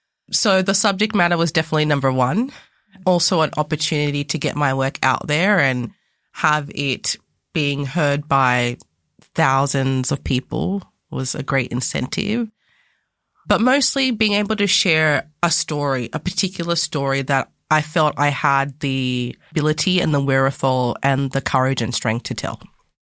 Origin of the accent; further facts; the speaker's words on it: Australia; also born or lived in Ghana; So, a little bit about myself. I was born in Ghana in West Africa, and I came to Australia when I was 2.5.